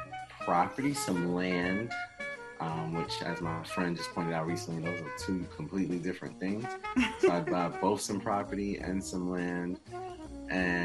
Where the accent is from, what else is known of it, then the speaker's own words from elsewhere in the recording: New York City, New York, United States; I'm from Queens, New York